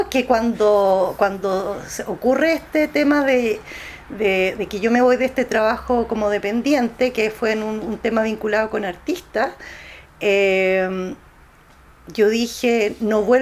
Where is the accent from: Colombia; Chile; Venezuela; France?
Chile; Yo la digo como un chilena